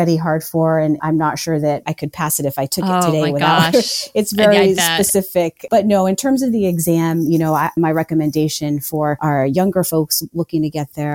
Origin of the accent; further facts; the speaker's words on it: Maine, United States; moved away as an adult; also born or lived in Colorado; I moved back to my home state of Maine